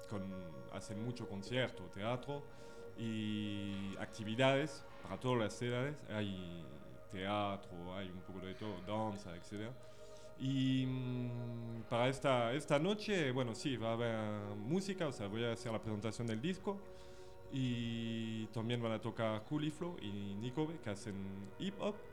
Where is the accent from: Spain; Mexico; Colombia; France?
France; Spanish is a second language; De Francia.